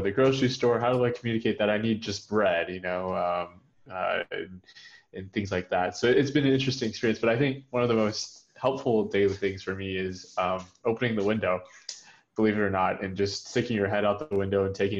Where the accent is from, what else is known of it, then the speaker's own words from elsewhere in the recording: United States; moved away as an adult; now in Germany; I'm an American living in Germany temporarily for an exchange